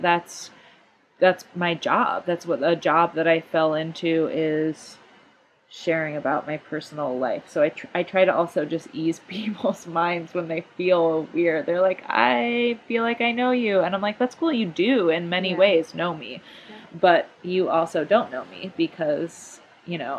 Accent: Grand Rapids, Michigan, United States; moved away as an adult; also born or lived in Ann Arbor, Michigan; now in Bay Area, United States; I grew up in Grand Rapids.

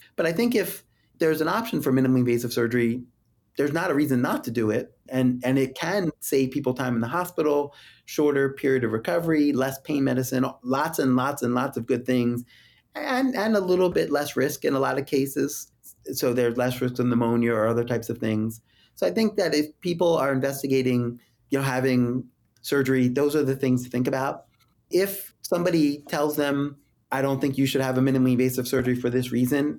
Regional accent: Philadelphia, Pennsylvania, United States; moved away; my hometown

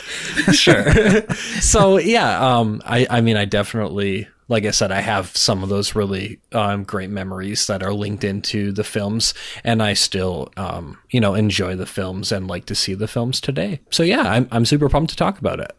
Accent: Minnesota, United States; now in North Dakota, United States; I was born in Minnesota

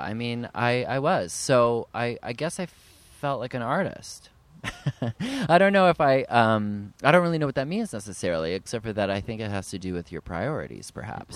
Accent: Ottawa, Ontario, Canada; now in United States; I grew up in Ottawa, Ontario, Canada

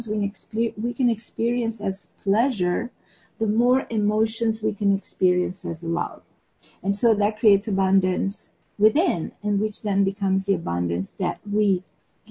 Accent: Rome, Lazio, Italy; moved away as an adult; also born or lived in Piedmont, Italy; now in Turin area, Italy; I was born and raised in Rome

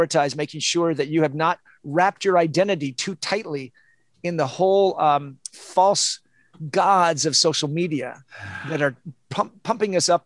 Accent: Olympia, Washington, United States; moved away; also born or lived in San Diego; I'm from Olympia, Washington. I lived in San Diego.

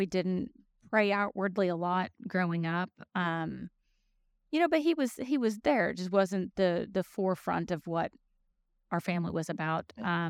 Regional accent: Tennessee, United States; also born or lived in Chicago; I was born in Chicago, but I was raised here in Middle Tennessee.

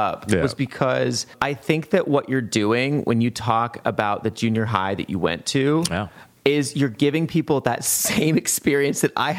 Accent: Montana, United States; moved away as an adult; also born or lived in San Francisco; I grew up in Montana

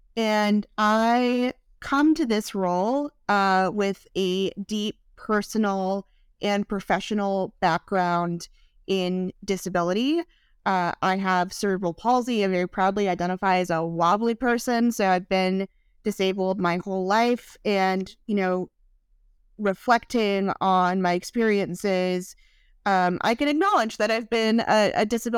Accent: Louisiana, United States; and I'm originally from Southern Louisiana. So if you hear me say y'all during this podcast, I will never stop saying it.

